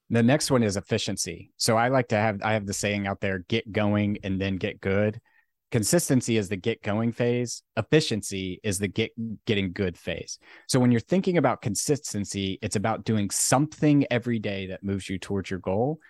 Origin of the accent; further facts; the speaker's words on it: Virginia, United States; I grew up in Virginia